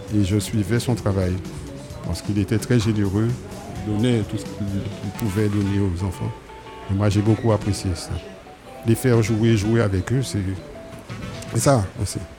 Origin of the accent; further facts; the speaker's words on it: Marie-Galante, Guadeloupe; also born or lived in Pointe-à-Pitre; j'ai grandi en, grande partie à marie